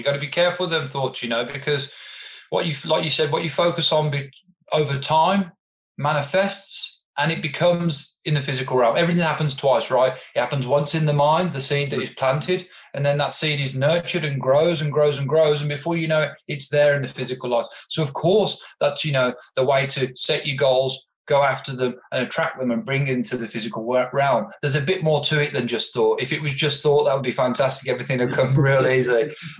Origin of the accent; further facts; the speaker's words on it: England, United Kingdom; now in Australia; As I said, I emigrated here from England, and you know, there's some hoops you have to jump through to be able to stay in Australia.